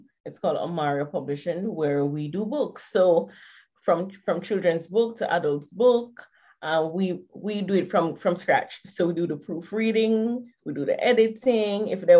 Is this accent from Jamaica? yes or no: yes; Kingston, Jamaica; I'm from Jamaica.